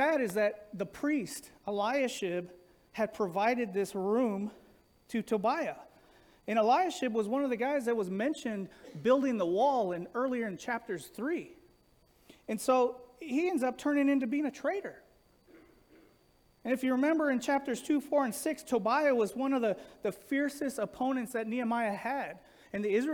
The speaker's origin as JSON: {"language": "English", "town": "Los Angeles", "region": "California", "country": "United States", "tie": "born or raised there", "said": "growing up in Los Angeles"}